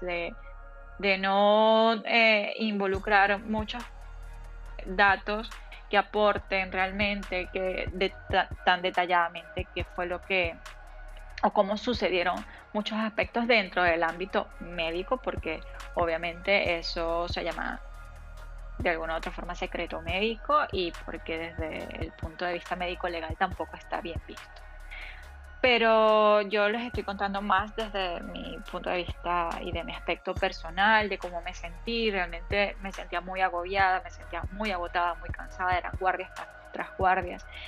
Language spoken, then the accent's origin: Spanish; Venezuela; moved away; en Venezuela, de donde yo vengo